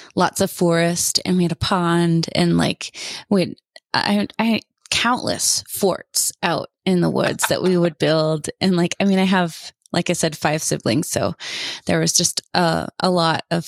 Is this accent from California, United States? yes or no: no; Acme, Washington, United States; also born or lived in Seattle, Washington; I was born and raised in Acme, Washington